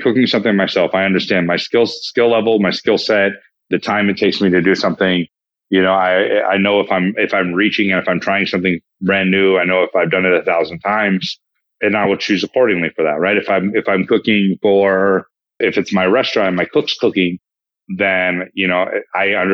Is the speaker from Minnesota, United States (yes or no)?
no; Placerville, California, United States; also born or lived in Texas; now in Los Angeles, United States; I was born in Texas, but raised in Northern California